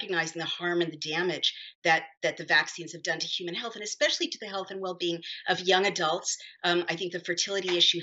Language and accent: English; New York, United States; New York State, my home state